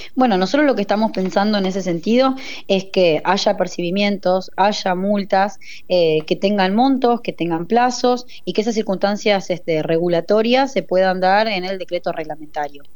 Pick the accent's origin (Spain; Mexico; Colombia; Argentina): Argentina